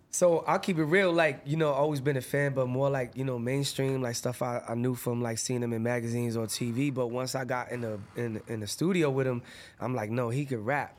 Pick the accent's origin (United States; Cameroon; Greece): United States; Lawrence, Massachusetts; I'm from Lawrence